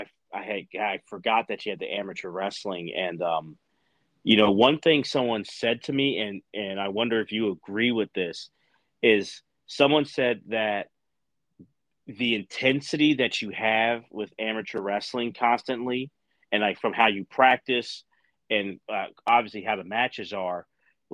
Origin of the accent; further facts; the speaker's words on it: Philadelphia, Pennsylvania, United States; I'm like right outside of Philadelphia. Like I'm from Philly, but live in that side